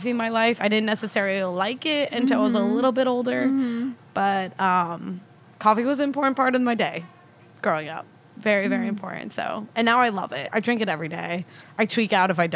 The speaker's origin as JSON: {"language": "English", "region": "Virginia", "country": "United States", "tie": "born or raised there", "also_born_or_lived": "Staten Island, New York", "said": "So it's like I'm basically from Virginia at this point. I've lived longer in Virginia than I have New York."}